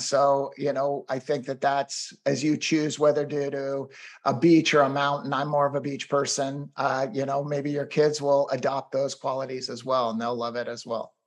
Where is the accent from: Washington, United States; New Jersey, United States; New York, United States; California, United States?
Washington, United States; Seattle; moved away as an adult; also born or lived in Los Angeles / Boston / Delhi, India / Bay Area; now in Orinda, United States; we decided to move back to my hometown of Seattle, Washington